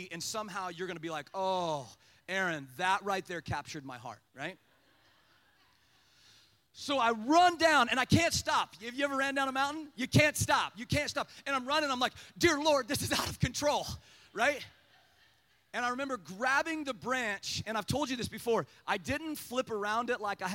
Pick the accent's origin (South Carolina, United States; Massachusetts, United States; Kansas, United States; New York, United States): Kansas, United States; I was from Kansas